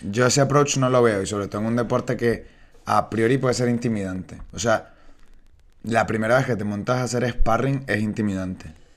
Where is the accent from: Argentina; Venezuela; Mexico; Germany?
Venezuela; now in Spain; yo soy venezolano y yo siempre estaba en la playa